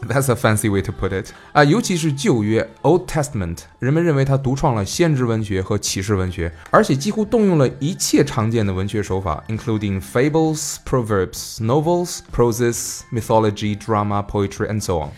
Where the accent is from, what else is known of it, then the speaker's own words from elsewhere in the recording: China; 我们中国人